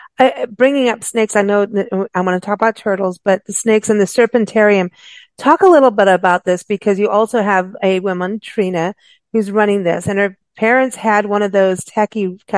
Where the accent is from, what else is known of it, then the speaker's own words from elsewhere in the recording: South Africa; also born or lived in Kenya; And I grew up in South Africa and Kenya.